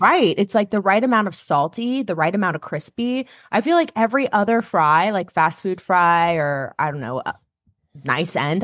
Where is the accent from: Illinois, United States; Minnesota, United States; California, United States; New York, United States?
California, United States; as a Californian